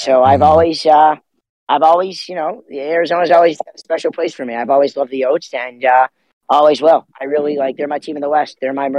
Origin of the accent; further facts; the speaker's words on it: Toronto, Ontario, Canada; I'm from Toronto.